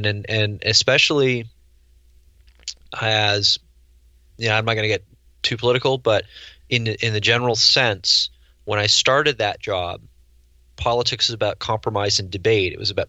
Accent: Newark, New Jersey, United States; born there; now in California, United States; I live in Northern California now, although I've lived in 6 or 7 states. I lose track. I was born in New Jersey near Newark.

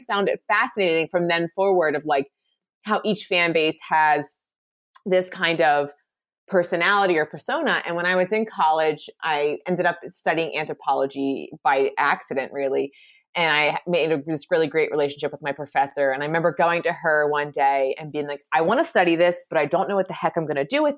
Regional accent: Philadelphia, Pennsylvania, United States; I'm originally from Philadelphia

